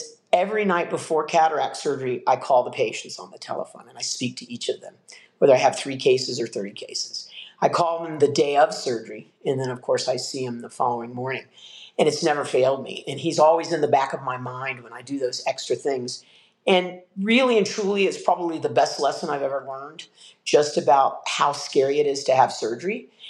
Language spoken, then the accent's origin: English; west coast of Florida, United States; I'm from the west coast of Florida, born and raised in Florida.